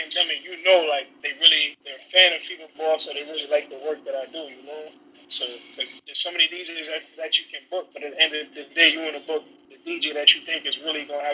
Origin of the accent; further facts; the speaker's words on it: New York City, New York, United States; also born or lived in Jamaica; Born and raised in the Bronx. Family, they all from Jamaica, so you know, back and forth